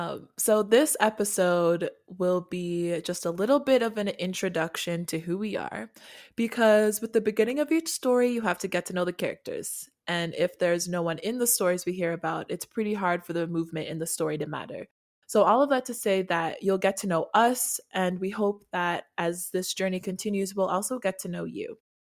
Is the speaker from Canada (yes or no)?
yes; Canada; also born or lived in Nigeria / South Africa; And I am also Canadian. So I'm from Canada and Nigeria and born in South Africa. So I'm from a lot of places.